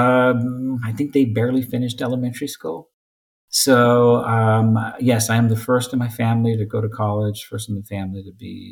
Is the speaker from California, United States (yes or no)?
yes; Selma, California, United States; I grew up in Zulma, California, near Fresno.